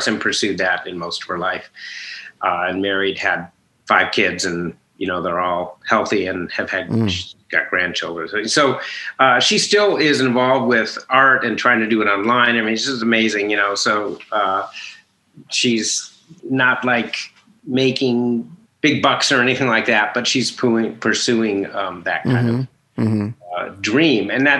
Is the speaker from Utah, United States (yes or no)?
no; Minneapolis, Minnesota, United States; Minnesota, Minneapolis.